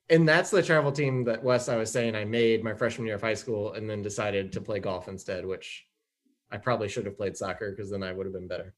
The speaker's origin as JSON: {"language": "English", "town": "Strasburg", "region": "Virginia", "country": "United States", "tie": "born or raised there", "also_born_or_lived": "Raleigh, North Carolina", "moved": "yes", "said": "growing up in Strasbourg, we know who we grew up with."}